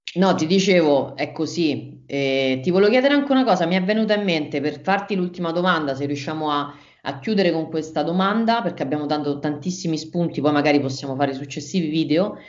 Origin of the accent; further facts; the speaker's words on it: Rome, Lazio, Italy; io abitavo, sono di Roma, abitavo a Roma